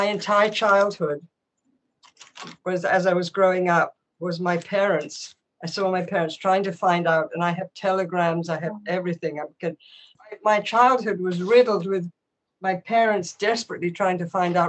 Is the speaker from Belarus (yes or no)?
no; England, United Kingdom; moved away; I was born in 1944, And I grew up in England